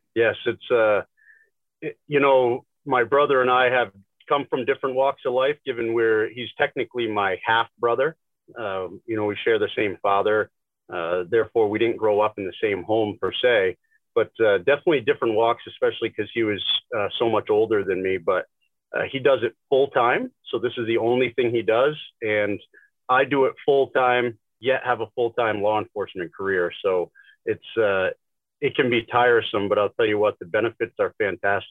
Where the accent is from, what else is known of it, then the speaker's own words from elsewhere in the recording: Northern New Hampshire, United States; we grew up in Northern New Hampshire